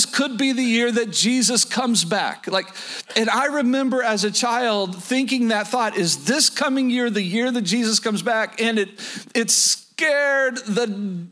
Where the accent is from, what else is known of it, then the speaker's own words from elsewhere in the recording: Oklahoma, United States; moved away; Down south, where I was born and raised in Oklahoma